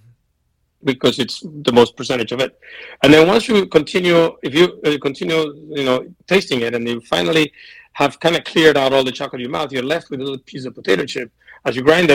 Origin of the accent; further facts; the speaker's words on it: Venezuela; now in United States; I'm from Venezuela